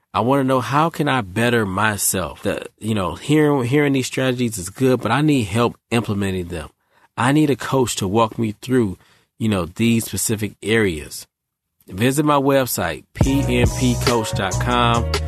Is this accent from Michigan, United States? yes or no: yes; Michigan, United States; now in Raleigh, United States; I'm from Michigan